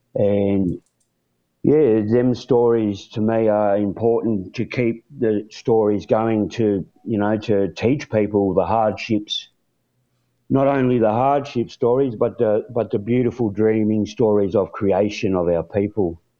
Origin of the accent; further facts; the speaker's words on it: Warrnambool, Victoria, Australia; born and raised in a little country town called Warrnambool